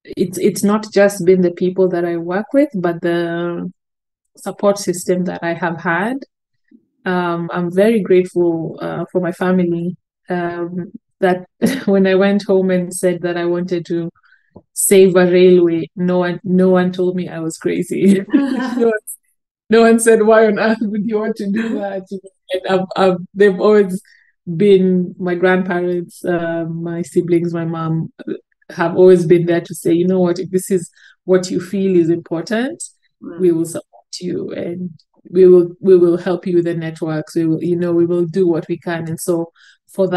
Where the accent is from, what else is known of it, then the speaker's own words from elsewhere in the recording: Kenya; as a Kenyan